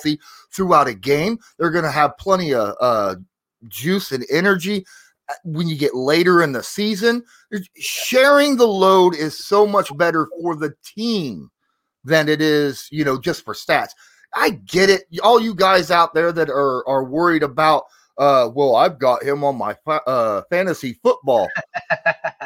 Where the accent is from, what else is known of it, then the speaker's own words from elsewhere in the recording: Northern Indiana, United States; so I'm from Indiana, Northern Indiana